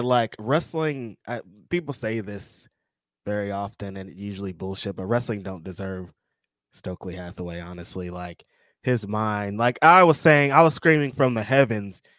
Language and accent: English; the South, United States; You can tell I'm from the South. I say, I said y'all a lot.